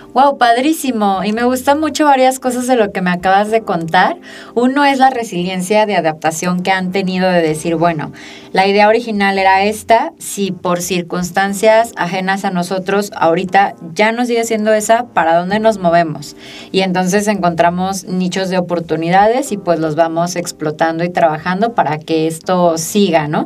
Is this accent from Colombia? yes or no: no; Aguascalientes, Mexico; also born or lived in Mexico City; Yo tuve la oportunidad de estudiar desde la primaria hasta la maestría y la verdad es que el nivel educativo de las escuelas públicas en Aguascalientes es bastante bueno